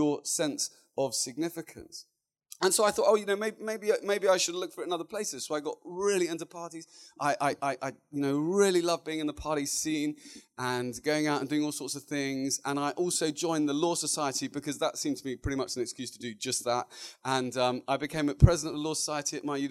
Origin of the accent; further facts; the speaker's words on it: Luton, East of England, United Kingdom; moved away as an adult; now in London, United Kingdom; I was born and bred in a beautiful little town just north of London called Luton